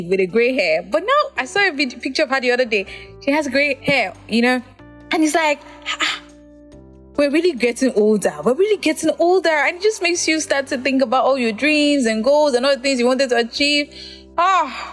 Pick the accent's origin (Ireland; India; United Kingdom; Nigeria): Nigeria; as a Nigerian